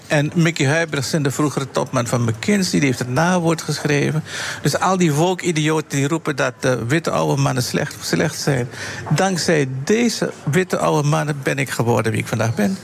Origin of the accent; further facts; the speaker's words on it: Suriname; Ik ben Surinamer